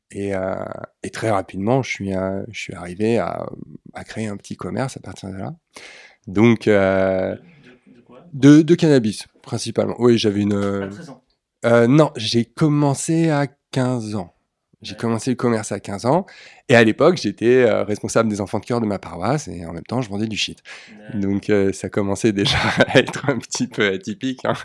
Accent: Neuilly-sur-Seine, Île-de-France, France; also born or lived in Austria; je suis né à Neuilly-sur-Seine. J'ai vécu toute mon enfance dans les quartiers cossus de, de l'Ouest parisien

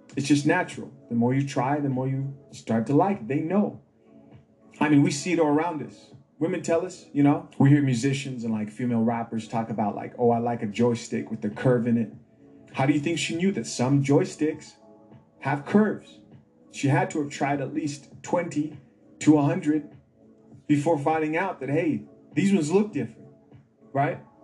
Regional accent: Zambia; moved away; In Zambia, my home country

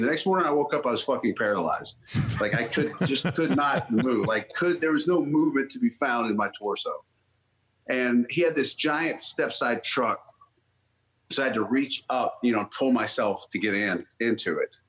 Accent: North Mississippi, United States; I grew up in North Mississippi

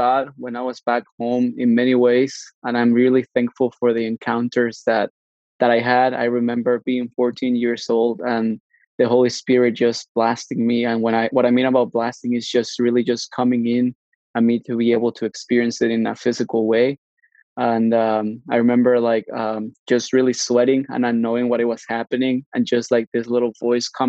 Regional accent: Mexico; now in Canada; I was born in Mexico, grew up in Mexico

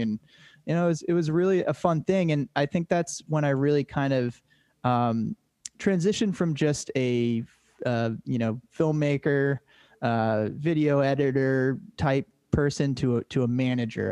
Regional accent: Cape Cod, Massachusetts, United States; born or raised there

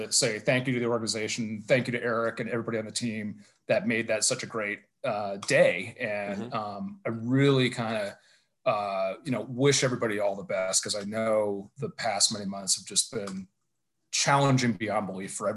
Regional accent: Northern Virginia, United States; now in Reno, United States; I grew up in Northern Virginia

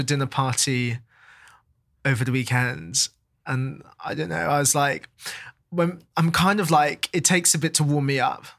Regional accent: London, United Kingdom; I was born there, I've always lived there

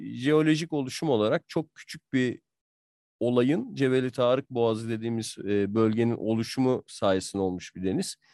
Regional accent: Southern Marmara, Turkey; ben de Marmaralıyım aslında. Marma, Güney Marmara'da doğup büyüdüm

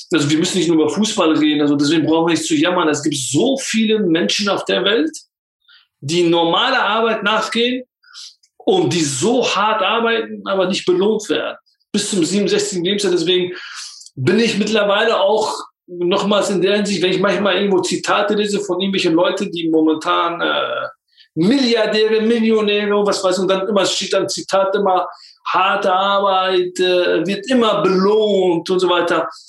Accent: Turkey; now in Germany; Ich, ich bin Kurde, es, ist, es war in der Türkei nicht einfach für uns. Und dann kommst du nach Deutschland, das ist auch nicht einfach.

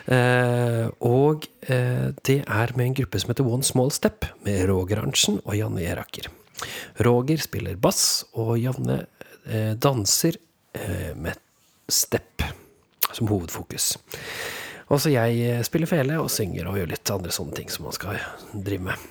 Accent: Norway; vi er jo nordmenn

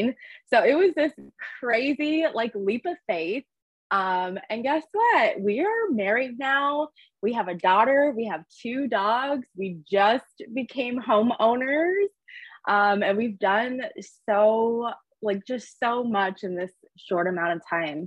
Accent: Orange County, Southern California, United States; also born or lived in San Diego; I was born and raised in Southern California, Orange County area

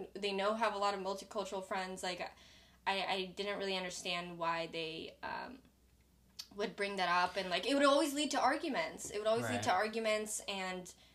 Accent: Seattle, Washington, United States; now in California, United States; I came from Seattle, which is incredibly diverse. Like, my high school, white people were the minority, actually.

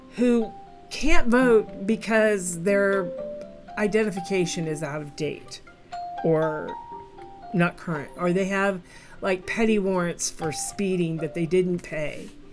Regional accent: Midwest, United States; I'm a Midwesterner

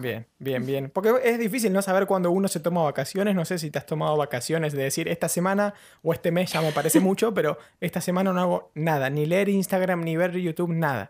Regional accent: Patagonia, Argentina; now in London, United Kingdom; soy de la Patagonia y tengo una pingüinera a nada

